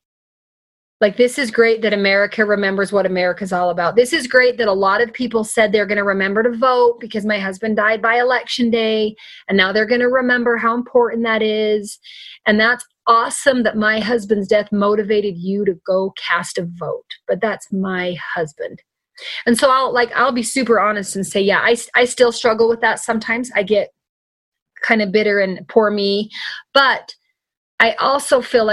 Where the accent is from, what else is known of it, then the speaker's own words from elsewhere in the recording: United States; as an American citizen, as a resident here